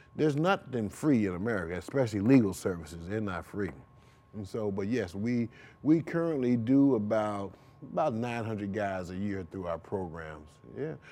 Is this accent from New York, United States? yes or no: yes; Rochester, New York, United States; now in St. Louis, United States; I'm from Rochester, New York